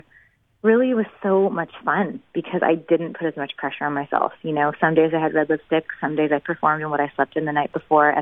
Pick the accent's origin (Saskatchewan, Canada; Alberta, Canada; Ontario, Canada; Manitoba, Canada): Manitoba, Canada; Winnipeg; moved away as an adult; now in Nashville, United States; We were both born and raised in Winnipeg